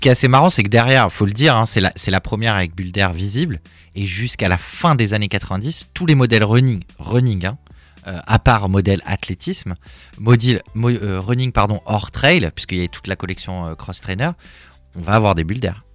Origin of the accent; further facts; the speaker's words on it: Paris, Île-de-France, France; là où j'ai grandi à Paris